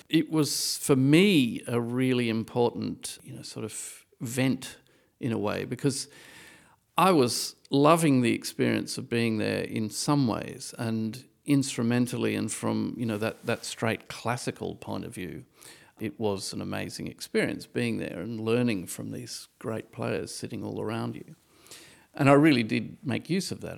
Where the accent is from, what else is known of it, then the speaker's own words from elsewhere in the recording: Australia; moved away as an adult; now in Berlin, Germany; I'm Australian